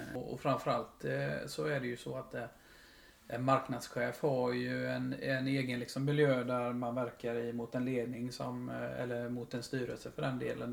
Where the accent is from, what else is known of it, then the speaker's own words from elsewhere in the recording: Huskvarna, Jönköping County, Sweden; Jag är ju en smålänning, uppfostrad och eh, uppväxt i Huskvarna.